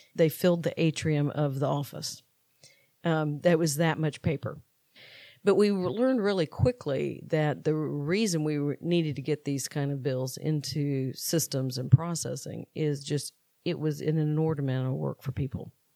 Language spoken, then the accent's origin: English; Valdosta, Georgia, United States; I grew up in Valdosta, Georgia